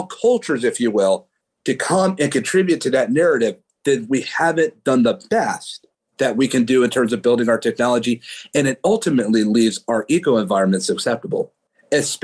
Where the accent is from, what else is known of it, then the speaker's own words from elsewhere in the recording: Oakland, California, United States; where I come from the East Bay in Oakland, California